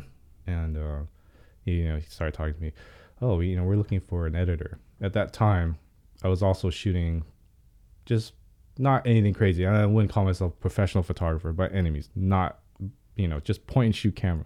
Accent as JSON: {"language": "English", "town": "Pasadena", "region": "California", "country": "United States", "tie": "born or raised there", "also_born_or_lived": "Hollywood, Los Angeles", "said": "I'm born and raised in L"}